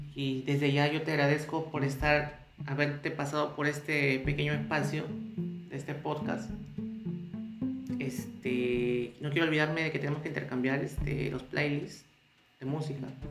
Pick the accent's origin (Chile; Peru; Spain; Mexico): Peru